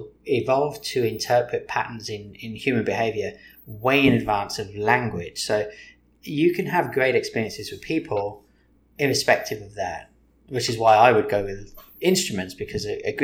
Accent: England, United Kingdom; I'm English.

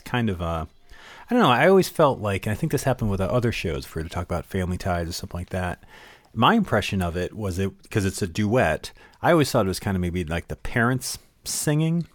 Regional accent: Connecticut, United States; I grew up in Connecticut.

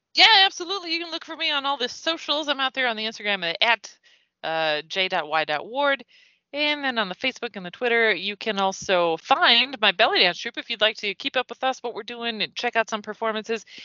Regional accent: United States; Being an American

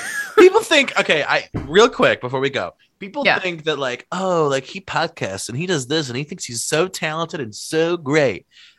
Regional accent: Ohio, United States; I'm from Ohio.

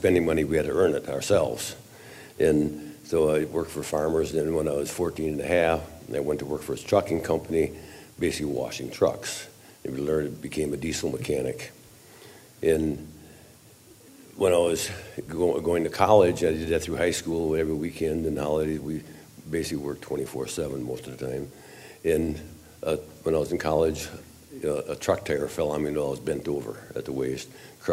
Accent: central Wisconsin, United States; now in Eau Claire, United States; I'm from Eau Claire, Wisconsin, which is 90 miles east of Minneapolis, St. Paul, but I was born and raised in central Wisconsin.

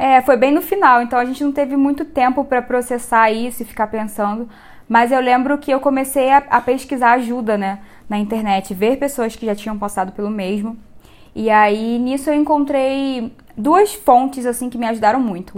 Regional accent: Rio de Janeiro, Brazil; moved away as an adult; now in Anápolis, Brazil; eu tenho 25 anos, sou carioca, tô aqui em Anápolis por causa do meu marido

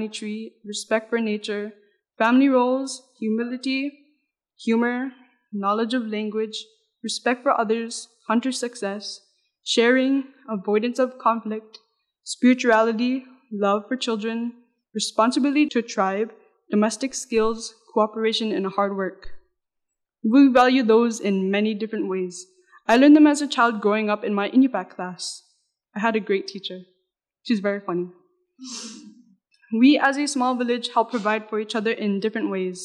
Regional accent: Noatak, Alaska, United States; I love my culture and where I grew up, which is Noatak

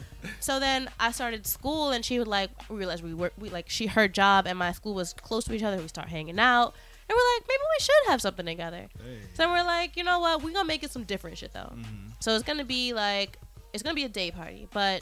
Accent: New York City, New York, United States; I'm from Brooklyn

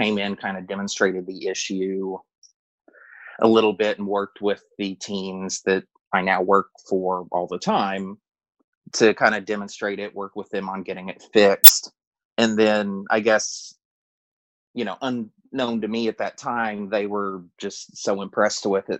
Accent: outside of Houston, Texas, United States; moved away as an adult; now in Arizona, United States; I moved out to Arizona in 2010 from Texas where I grew up outside of Houston

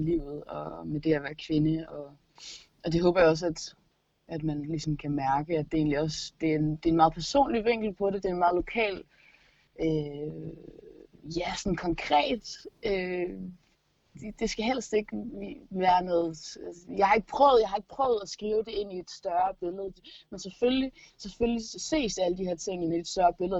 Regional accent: Gistrup, North Denmark Region, Denmark; min forældres garage hjemme i Gistrup

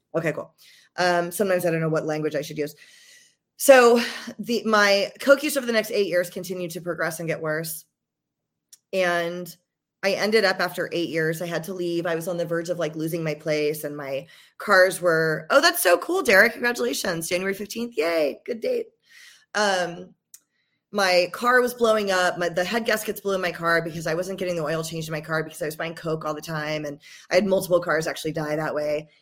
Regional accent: Georgia, United States; also born or lived in Los Angeles, United States; now in San Diego, United States; So I'm, I'm from Georgia originally. I've been in the San Diego, L A area for like twenty years, but I'm from Georgia originally

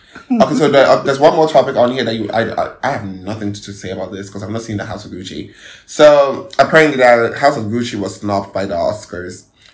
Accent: Ghana

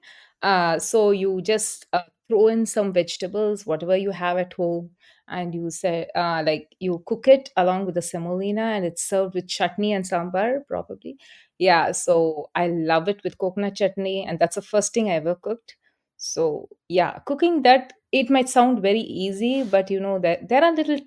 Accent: Chennai, Tamil Nadu, India; now in Portland, United States; I grew up in Chennai.

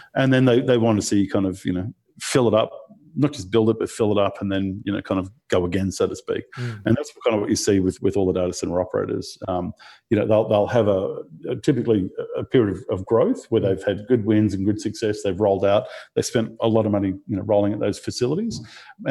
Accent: Australia; also born or lived in Brisbane; growing up in Australia, eh, you know, particularly in the kind of early 2000s, coming from a regional town and, you, you know, then moved to Brisbane

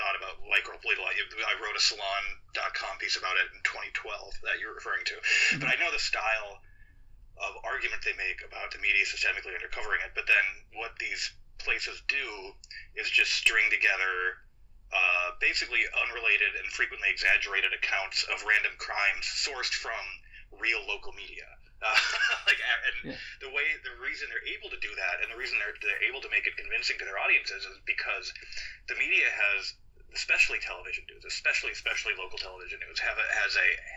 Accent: Minneapolis, Minnesota, United States; now in Brooklyn, United States; I grew up in Minneapolis as the Somali community was growing larger and larger

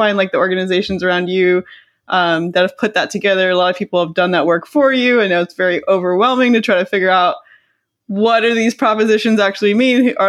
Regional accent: Canada; now in Los Angeles, United States; I'm Canadian

